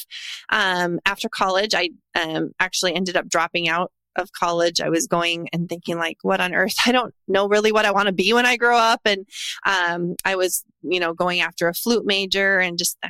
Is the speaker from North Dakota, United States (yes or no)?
yes; North Dakota, United States; moved away as an adult; now in Tennessee, United States; I'm a third generation entrepreneur born and raised in North Dakota. And I now live in Tennessee